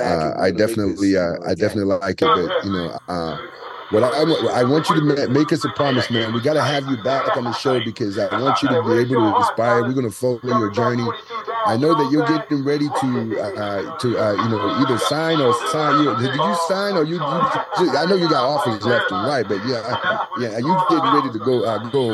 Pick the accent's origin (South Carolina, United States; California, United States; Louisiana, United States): California, United States; San Jose; I grew up in San Jose, California